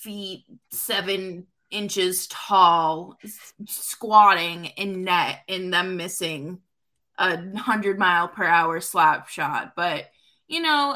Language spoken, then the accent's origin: English; New York, United States; As a New Yorker